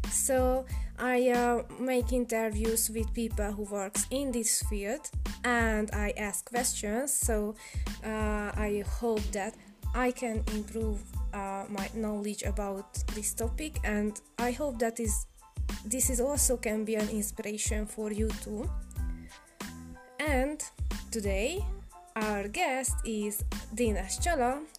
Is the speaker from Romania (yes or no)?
yes; Romania; I'm a Hungarian from Romania